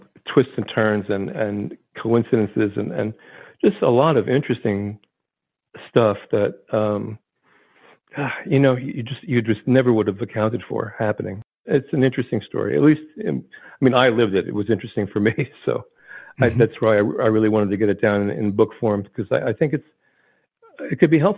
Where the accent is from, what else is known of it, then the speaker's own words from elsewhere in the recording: Vineland, New Jersey, United States; I was from South Jersey. If you drew a line between Philadelphia, Atlantic City, my hometown, Vineland, was right in the middle of that line